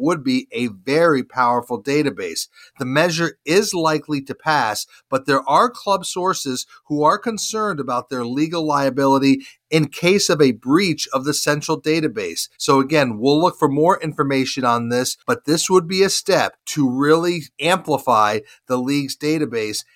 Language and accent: English; Charlotte, North Carolina, United States; here in my hometown of Charlotte